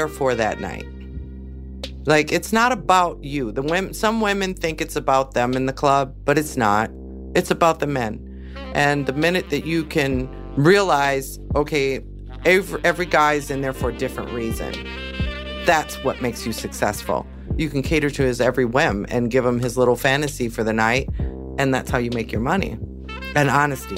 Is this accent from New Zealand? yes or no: no; Milwaukee, Wisconsin, United States; moved away as an adult; also born or lived in Atlanta, Georgia; my hometown, Milwaukee, Wisconsin